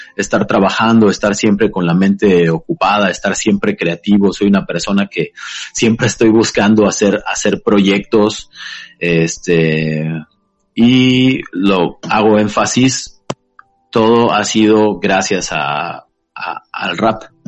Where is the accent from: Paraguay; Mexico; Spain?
Mexico; Taxco, Guerrero; yo soy originario de, de Tasco Guerrero